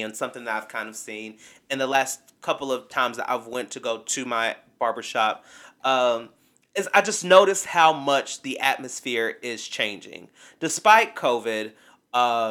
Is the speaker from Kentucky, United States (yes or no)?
yes; Kentucky, United States; also born or lived in Bowling Green, Kentucky; growing up in small town Kentucky, there weren't there was not a black barbershop in my hometown